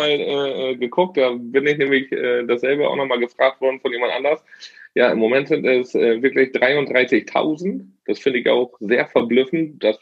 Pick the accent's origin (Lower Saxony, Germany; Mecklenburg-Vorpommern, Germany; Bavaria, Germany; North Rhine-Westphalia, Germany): Lower Saxony, Germany; Oldenburg; Ja, ich komme hier aus dem hohen Norden, aus dem schönen Oldenburg. Oldenburg aus Oldenburg muss man ja immer dazu sagen. Es gibt ja zwei. Ich bin hier aus Oldenburg.